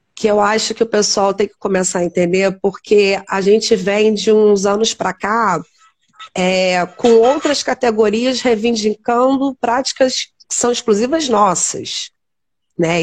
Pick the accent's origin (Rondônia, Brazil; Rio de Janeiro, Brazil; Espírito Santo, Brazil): Rio de Janeiro, Brazil; Teresópolis; somos aqui de Teresópolis, nos formamos aqui